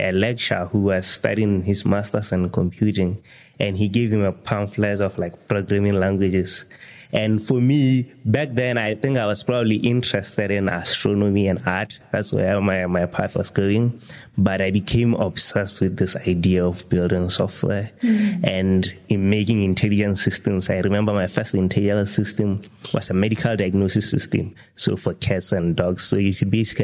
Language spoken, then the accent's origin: English; Serowe, Central District, Botswana; So I'm from Serowe. I grew up in Serowe